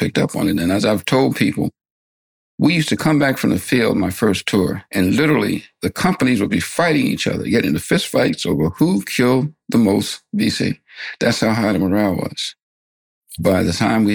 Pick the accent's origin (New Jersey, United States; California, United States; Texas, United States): New Jersey, United States; I'm from Lancaster, New Jersey